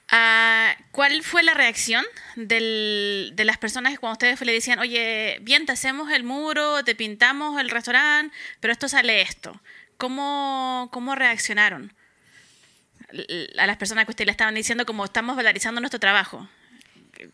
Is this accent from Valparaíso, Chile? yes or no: yes; Valparaíso, Chile; Yo soy de Valparaíso